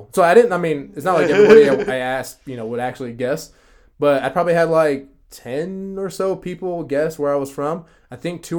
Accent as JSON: {"language": "English", "country": "United States", "also_born_or_lived": "California / Brazil", "said": "I'm from the United States. I'm American."}